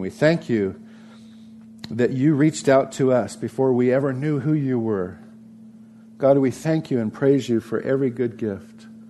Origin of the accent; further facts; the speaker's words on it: Santa Barbara, California, United States; growing up in Santa Barbara, California, with my two older sisters